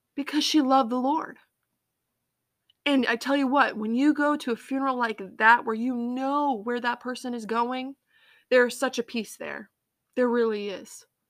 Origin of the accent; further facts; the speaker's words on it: Massachusetts, United States; also born or lived in Colorado; I grew up, um, in Massachusetts.